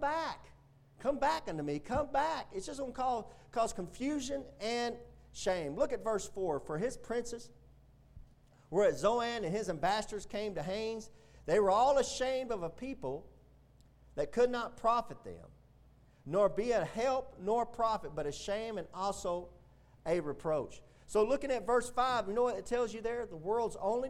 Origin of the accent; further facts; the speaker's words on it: United States; as a believer in Jesus Christ and as an American